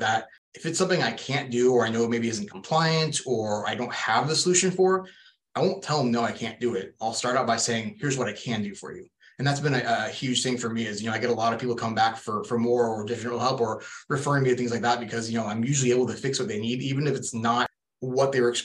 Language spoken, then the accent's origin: English; Portland, Oregon, United States; moved away as an adult; also born or lived in Boring, Oregon; now in Phoenix, United States; Born and raised in Portland, Oregon